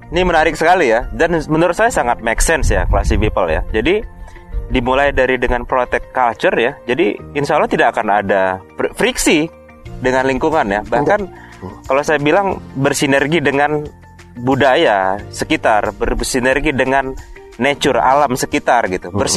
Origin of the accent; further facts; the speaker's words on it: North Sumatra, Indonesia; saya orang Sumatera Utara